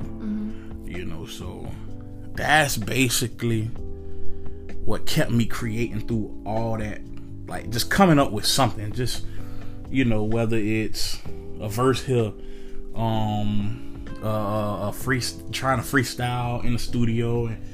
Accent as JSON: {"language": "English", "town": "Altamonte Springs", "region": "Florida", "country": "United States", "said": "I'm from Altamont, Florida"}